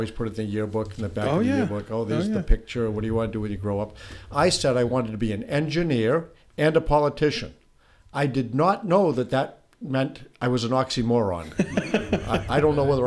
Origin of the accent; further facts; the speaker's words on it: Holbrook, Massachusetts, United States; also born or lived in Brockton, Massachusetts; My wife and I both grew up in Holbrook, Massachusetts